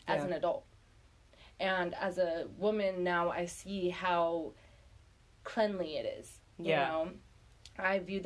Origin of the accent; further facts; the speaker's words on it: Monterey Peninsula, California, United States; also born or lived in Colorado Springs, Colorado / Salinas, California; I'm from Salinas, California. I was not born there, though. No, I was born in Colorado Springs, Colorado, but wow. I grew up on the Monterey Peninsula